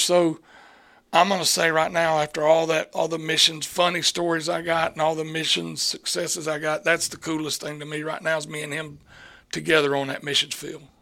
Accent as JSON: {"language": "English", "area": "Chattahoochee Valley", "region": "Deep South", "country": "United States", "tie": "born or raised there", "said": "where I grew up. I think we grew up in the Deep South."}